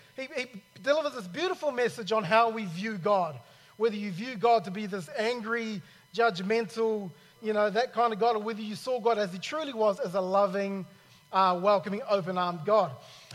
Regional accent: New Zealand; also born or lived in Cairns, Australia / Sydney, Australia; now in Australia; I'm originally from New Zealand

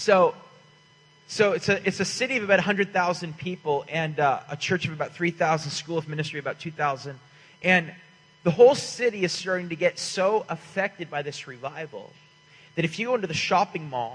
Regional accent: Canada; now in Redding, United States; I'm from the nation of Canada originally. I'm Canadian

